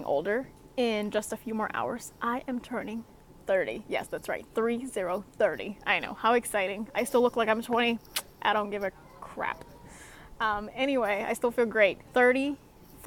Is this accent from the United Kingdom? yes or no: no; Singapore; now in Alaska, United States; Coming from Singapore, yes, I'm from Singapore.